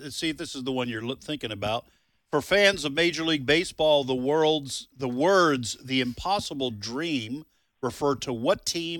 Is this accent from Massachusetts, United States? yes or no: yes; Boston, Massachusetts, United States; moved away; I'm from the Boston area. Married a Mississippi girl